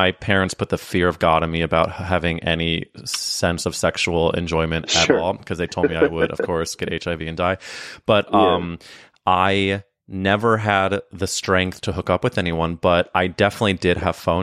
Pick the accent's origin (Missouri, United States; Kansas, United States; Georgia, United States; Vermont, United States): Missouri, United States; St. Louis; St. Louis, Missouri.